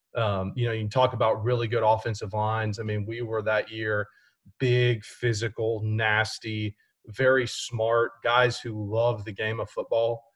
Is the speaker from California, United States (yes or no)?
no; Houston, Texas, United States; growing up in Houston